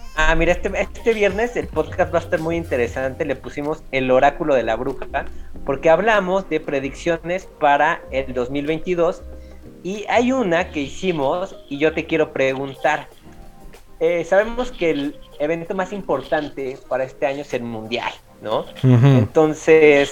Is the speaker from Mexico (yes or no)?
yes; Mexico; como somos los mexicanos y de dónde venimos, pues nosotros venimos también de los, de los tianguis